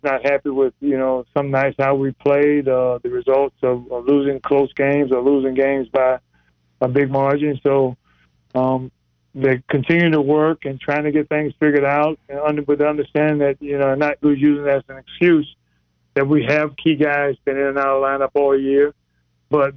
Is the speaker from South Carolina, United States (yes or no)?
yes; South Carolina, United States; moved away; I'm from South Carolina originally, so I've always come back